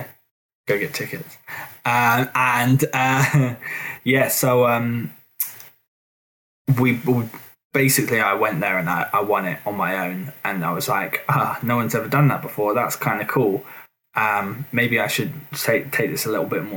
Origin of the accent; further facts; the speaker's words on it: Suffolk, East of England, United Kingdom; I'm from Suffolk